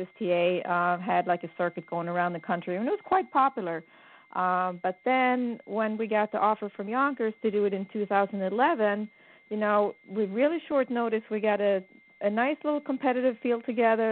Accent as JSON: {"language": "English", "country": "Sweden", "tie": "born or raised there", "moved": "as an adult", "said": "I was born in Sweden and my father owned racehorses. And, you know, as soon as I was old enough to walk and talk, I hung at the barn"}